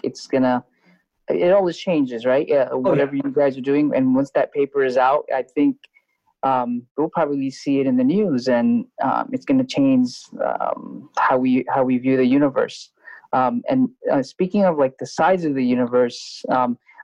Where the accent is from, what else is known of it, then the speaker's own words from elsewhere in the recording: Sylhet, Sylhet Division, Bangladesh; I'm from Sylhet